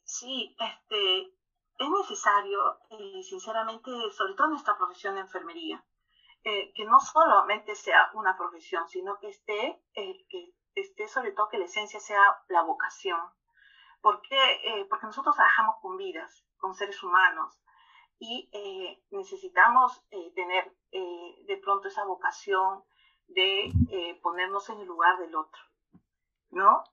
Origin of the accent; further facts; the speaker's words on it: Peru; aquí en mi país, Perú